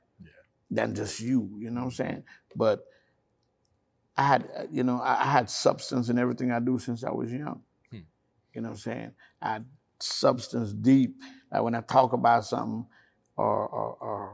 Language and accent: English; Jamaica; moved away; I was brought up in Jamaica